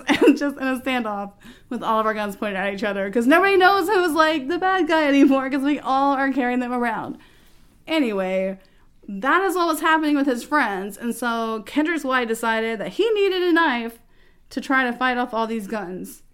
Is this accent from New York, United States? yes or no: no; Texas, United States; we are from Texas